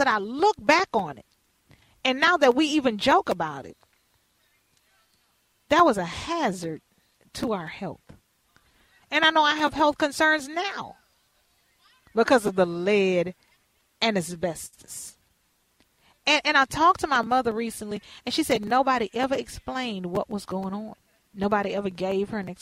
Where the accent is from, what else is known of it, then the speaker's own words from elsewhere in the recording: Houston, Texas, United States; we had been living there since I was born in Houston, Texas, the Kelly Court Projects